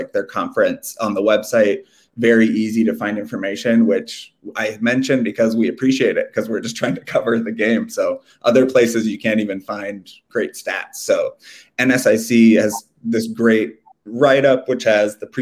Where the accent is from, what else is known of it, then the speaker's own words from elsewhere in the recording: Walker, Minnesota, United States; I'm from Walker.